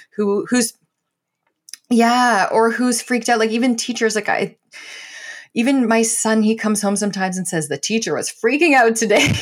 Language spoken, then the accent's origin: English; Toronto, Ontario, Canada; I grew up in Scarborough